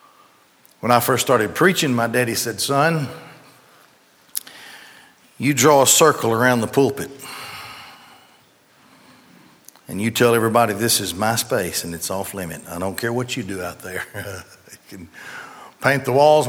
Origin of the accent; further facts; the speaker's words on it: Gadsden, Alabama, United States; I grew up in Gadsden, and the Goodyear plant pretty much controlled in those days, controlled the economy of Gadsden